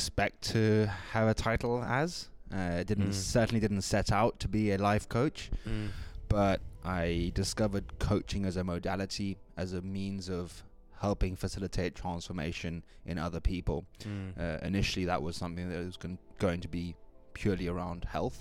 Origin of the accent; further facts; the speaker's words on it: Kenya; now in Vancouver Island, Canada; I'm originally from Kenya, and I found myself here on Vancouver Island somewhat by chance earlier on this year